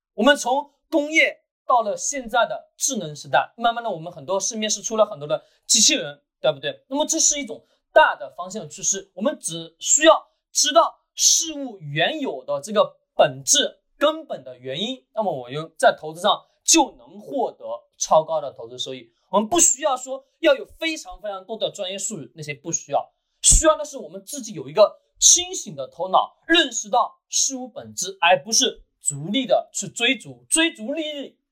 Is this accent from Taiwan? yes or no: no; China; 我们中国人一直把这个词汇给忘记了